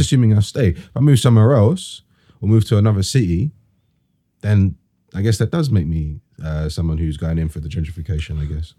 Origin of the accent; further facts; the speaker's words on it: London, United Kingdom; also born or lived in Plaistow, London; I was born and raised in E, uh, E fifteen.